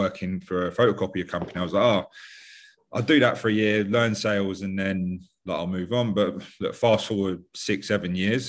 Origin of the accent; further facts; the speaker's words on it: London, United Kingdom; I'm from West London, 5 minutes away from the airport